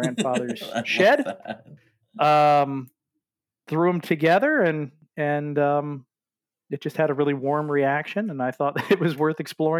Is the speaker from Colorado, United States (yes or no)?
no; Maryland, United States; my home state of Maryland